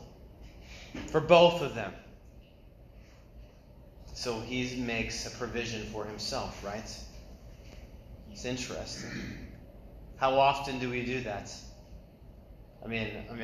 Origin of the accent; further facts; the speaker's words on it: New England, United States; moved away as an adult; also born or lived in China; I'm from New England.